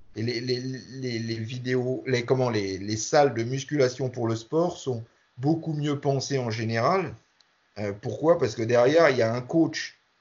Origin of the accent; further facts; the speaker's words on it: France; nous, en France